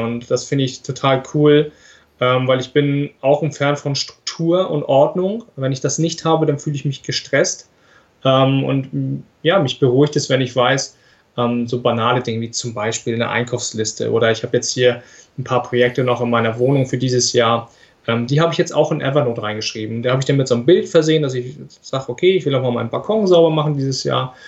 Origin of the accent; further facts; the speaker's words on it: Flensburg, Schleswig-Holstein, Germany; ich komme aus Flensburg.